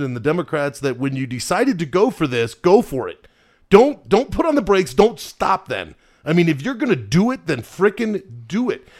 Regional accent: United States; as an American

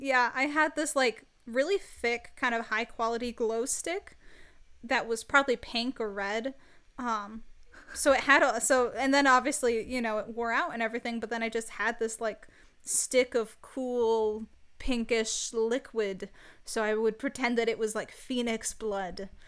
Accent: Michigan, United States; I'm from the United States. I'm from Michigan

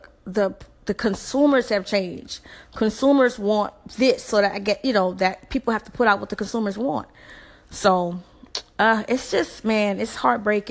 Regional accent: the South, United States; I'm from the South, so it's HBCUs everywhere

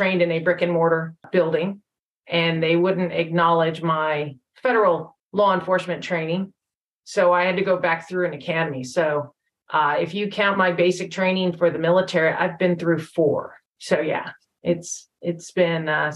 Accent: California, United States; now in Texas, United States; I am originally from California. Don't hold it against me. I left as soon as I could

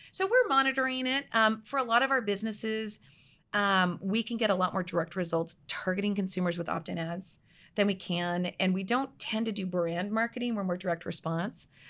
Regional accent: outside of Toronto, Ontario, Canada; moved away as an adult; also born or lived in British Columbia, Canada; now in Scottsdale, United States; outside of Toronto

